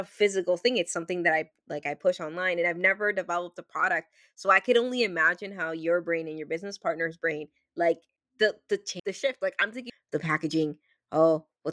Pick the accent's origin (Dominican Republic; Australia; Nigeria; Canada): Dominican Republic; moved away; I grew up in the Dominican Republic